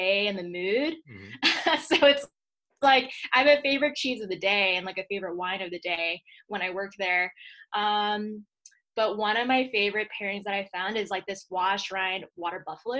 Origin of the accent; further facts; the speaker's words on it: Atlanta, Georgia, United States; moved away as an adult; also born or lived in Secaucus, New Jersey / Boston / New York; now in Colorado, United States; I really consider myself born and raised in Georgia just because that was my whole upbringing.